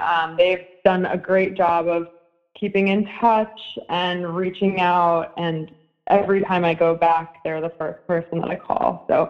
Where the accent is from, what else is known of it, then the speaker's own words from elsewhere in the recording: South Florida, United States; I'm from South Florida